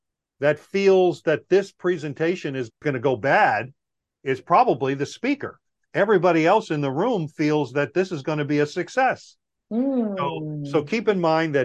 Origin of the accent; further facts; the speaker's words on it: Long Island, New York, United States; moved away as an adult; also born or lived in Guam; I grew up in Long Island, New York.